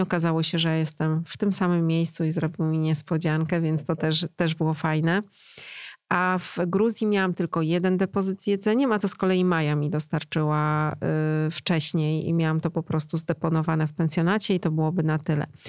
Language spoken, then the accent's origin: Polish; Poland; mówię po rosyjsku, ale jestem z Polski